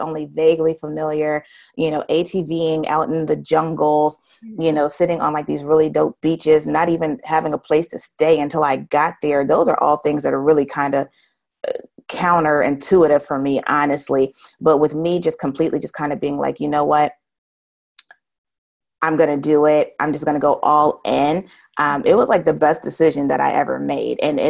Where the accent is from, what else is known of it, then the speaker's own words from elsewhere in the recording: United States; accent: American; I'm from America